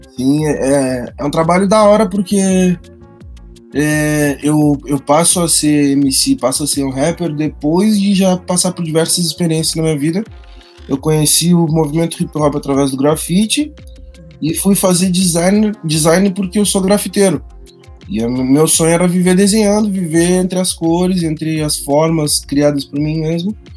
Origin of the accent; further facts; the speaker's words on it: Rio Grande do Sul, Brazil; moved away; Eu sou do Rio Grande do Sul